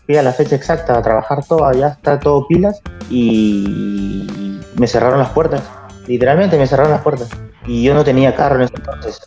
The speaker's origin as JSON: {"language": "Spanish", "country": "Peru", "moved": "as an adult", "lives_now": "United States", "said": "yo soy peruano"}